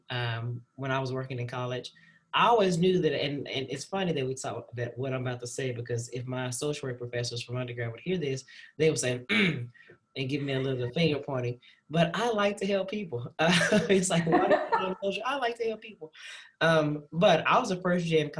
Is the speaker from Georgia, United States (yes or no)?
no; Dallas, Texas, United States; moved away as an adult; also born or lived in Fayetteville, Arkansas; now in Waco, United States; I'm originally from Dallas, Texas